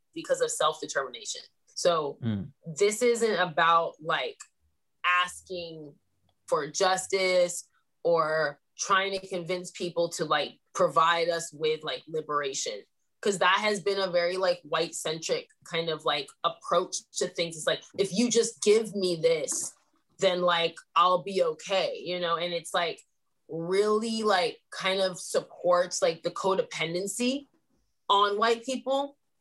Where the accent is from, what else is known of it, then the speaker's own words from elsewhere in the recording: Sacramento, California, United States; I grew up in Sacramento